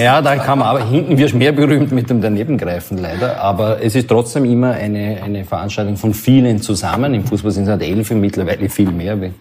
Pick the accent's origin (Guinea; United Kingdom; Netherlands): United Kingdom; London; Ich bin in London geboren